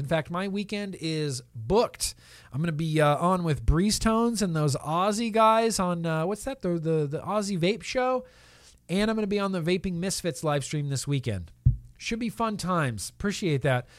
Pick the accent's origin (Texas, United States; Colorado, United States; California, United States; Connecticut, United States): California, United States; South Lake Tahoe; moved away as an adult; also born or lived in Nevada; now in Southern California, United States; I grew up in Lake Tahoe, California